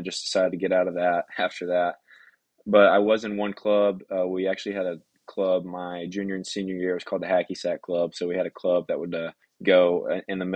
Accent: Mount Juliet, Tennessee, United States; also born or lived in Lebanon, Tennessee; I'm from Mount Juliet, Tennessee, which is probably about 15, 20 minutes right outside of Nashville

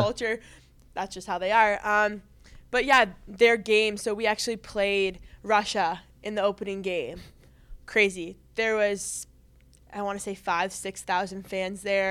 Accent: Canada; moved away as an adult; growing up in Canada

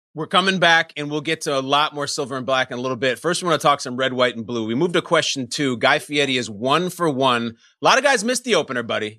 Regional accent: Chicago, Illinois, United States; that's my hometown

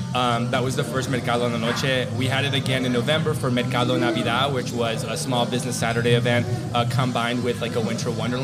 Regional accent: Arkansas, United States; moved away as an adult; also born or lived in Alaska; now in Chicago, United States; So I actually am not from Chicago. I was born and raised in Arkansas all the way up until I was like 22.

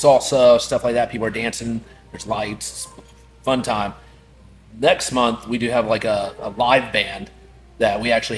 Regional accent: Kentucky, United States; now in Florida, United States; I grew up in Kentucky

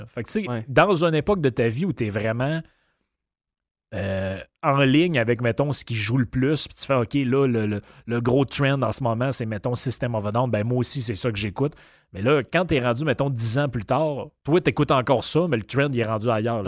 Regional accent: Quebec, Canada; now in Quebec City, Canada; dans le coin chez nous, au Lac-Saint-Jean

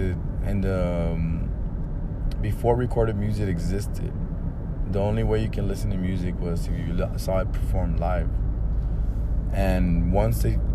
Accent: Chicago, Illinois, United States; first language Spanish; I was born in Chicago, Illinois, and my mom and dad, they basically spoke Spanish to me for my first 2 years of life

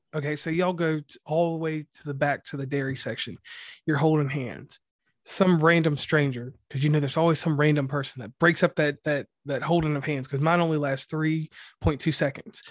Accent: Mid-Atlantic, United States; accent: West Virginia; I'm from the Mid-Atlantic. So, Virginia, Pennsylvania, Kentucky, M, Virginia, wherever, all that area, North Carolina also

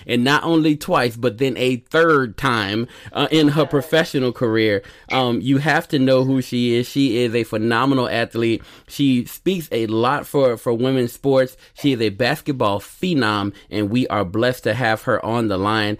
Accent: Grambling, Louisiana, United States; Look, I don't tell y'all often, right? But I am a straight up Gremlinite. I'm from Gremlin. I love Gremlin

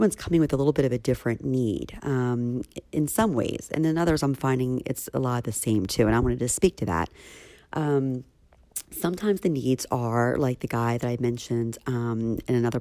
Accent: Philadelphia, Pennsylvania, United States; in Philly in my hometown

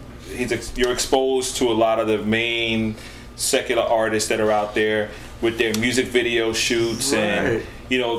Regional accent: New York City, New York, United States; I'm born and raised in the Bronx

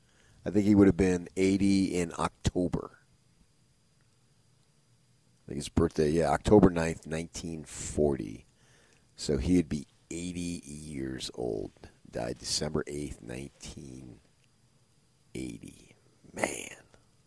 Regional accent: New Jersey, United States; born and raised in Jersey. I said, me too.

